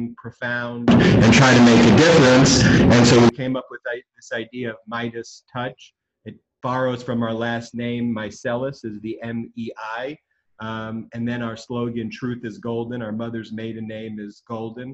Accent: Plainview, New York, United States; we're three brothers from Long Island who pursued different career paths. Although we all began editing videos together at kids in our childhood home in Plainview, New York

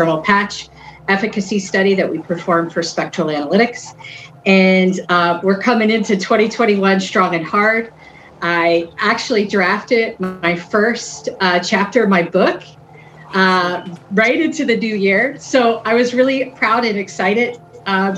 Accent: Philadelphia, Pennsylvania, United States; I'm from the city of Philadelphia. I live right outside

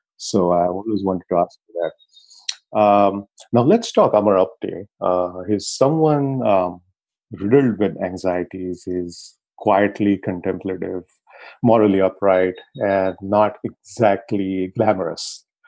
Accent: Pune, Maharashtra, India; my hometown, Pune

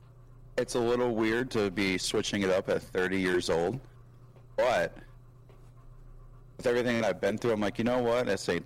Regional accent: Minneapolis, Minnesota, United States; I'm originally from Minneapolis, Minnesota. It's not always cold up here, to anybody that ever wonders that.

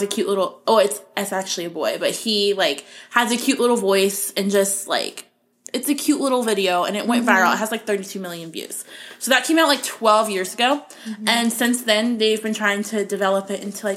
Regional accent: Florida, United States; I grew up in Florida

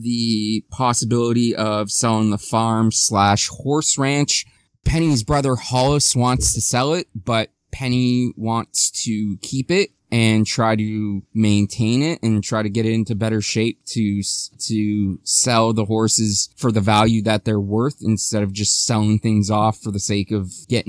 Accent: Ontario, Canada; a Canadian from Ontario

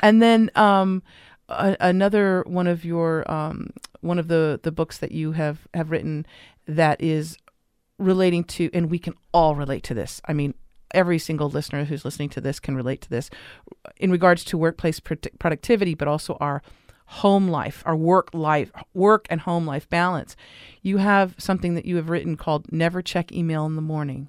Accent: Los Angeles, California, United States; I grew up in Los Angeles

